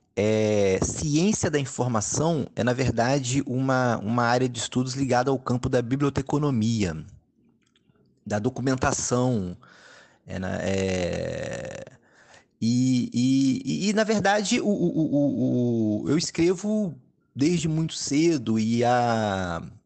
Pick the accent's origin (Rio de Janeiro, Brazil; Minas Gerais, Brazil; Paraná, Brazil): Rio de Janeiro, Brazil; Volta Redonda; moved away as an adult; now in Rio de Janeiro, Brazil; eu sou de Volta Redonda, interior do estado do Rio